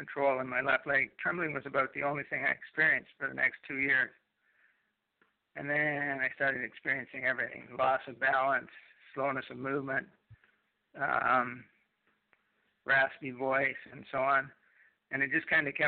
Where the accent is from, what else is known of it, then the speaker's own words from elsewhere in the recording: Canada; also born or lived in Manitoulin Island, Ontario; I'm a Canadian